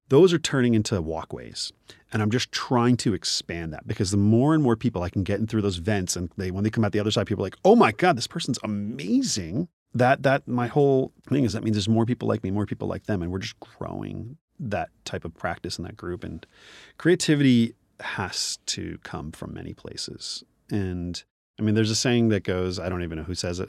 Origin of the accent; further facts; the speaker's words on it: New Jersey, United States; moved away as an adult; also born or lived in Nigeria; now in Los Angeles, United States; I am a Nigerian born Indian man, grew up in New Jersey, uh, living out in Los Angeles